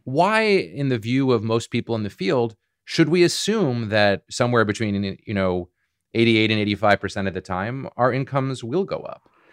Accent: Boston, Massachusetts, United States; I'm from Boston

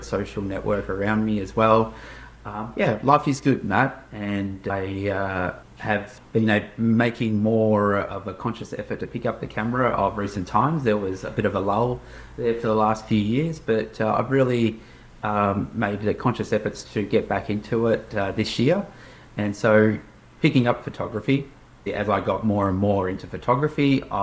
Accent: Melbourne, Victoria, Australia; also born or lived in Portugal; I was originally born in Portugal, and I immigrated to Australia at the age of 3. And so I grew up in Australia

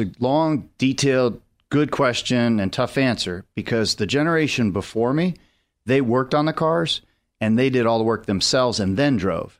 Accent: Las Vegas, Nevada, United States; moved away; Vegas is my hometown, and it's fun to represent that place

